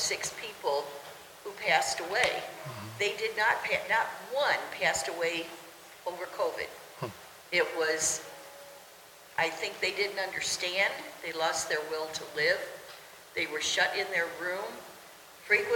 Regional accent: Missouri, United States; we're from Missouri

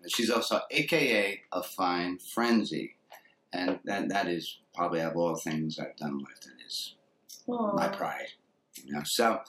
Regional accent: New Jersey, United States; also born or lived in Texas; Actually, I'm from New Jersey.

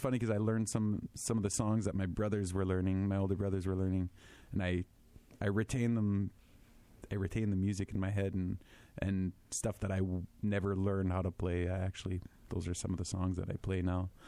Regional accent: Winnipeg, Manitoba, Canada; I'm a French boy, born and raised in Winnipeg

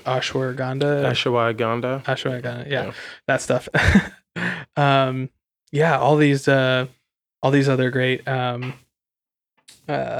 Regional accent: Santa Cruz, California, United States; moved away; I grew up in Santa Cruz, California

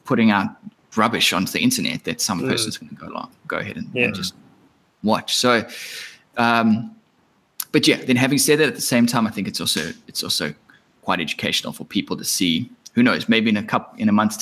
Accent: Australia; as an Australian

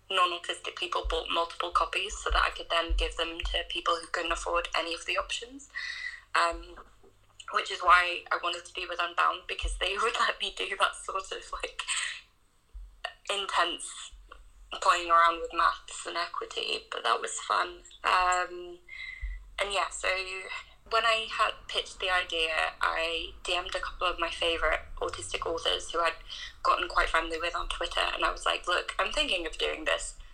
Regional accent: North Wales, United Kingdom; when I was a kid growing up in North Wales

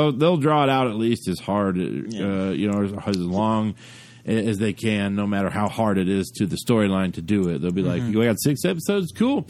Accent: United Kingdom; I don't want to do that. I'm British and I'm nice.

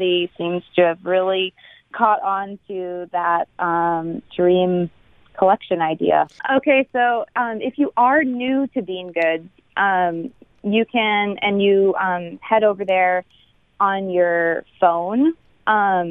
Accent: Cape Cod, Massachusetts, United States; I grew up on the East Coast, actually Cape Cod

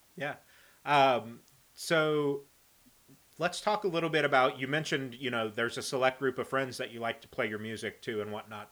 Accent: Indiana, United States; I'm from Indiana

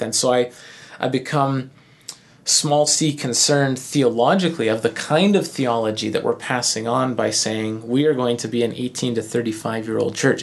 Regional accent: Canada; being the good, nice, polite Canadians that we are

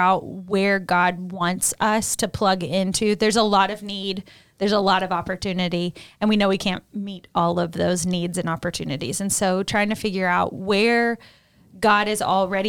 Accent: the South, United States; moved away; I'm from the South

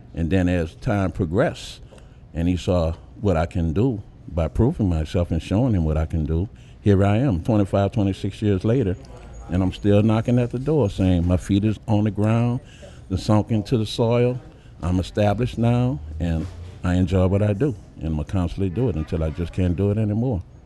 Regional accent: New Orleans, Louisiana, United States; born or raised there

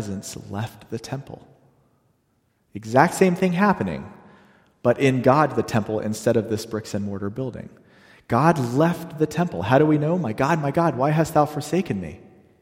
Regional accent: the South, Southern United States, United States; that's near and dear to my heart as a Southerner

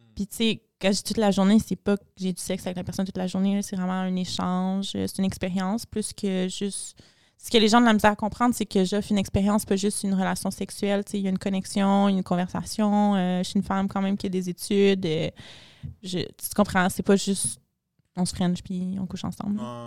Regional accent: Montreal, Quebec, Canada; je viens de Montréal, le plus chaud au Canada

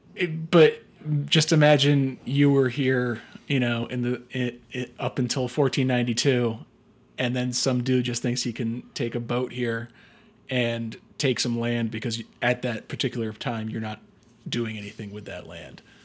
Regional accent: United States; we, as Americans

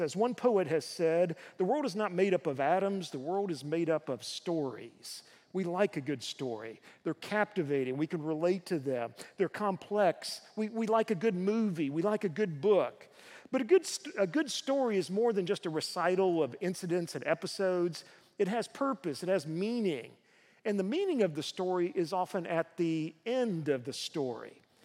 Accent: United States; As American Christians

